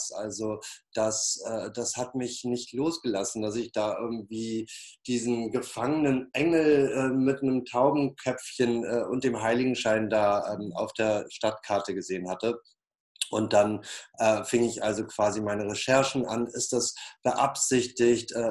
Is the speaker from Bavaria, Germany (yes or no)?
no; Flensburg, Schleswig-Holstein, Germany; now in Berlin, Germany; Äh, ich bin mittlerweile Berliner. Eigentlich komme ich aus Flensburg.